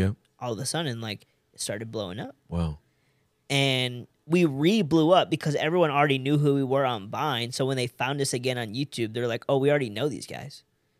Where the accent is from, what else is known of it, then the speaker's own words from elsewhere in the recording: India; now in Los Angeles, United States; Okay, so I'm Indian, right?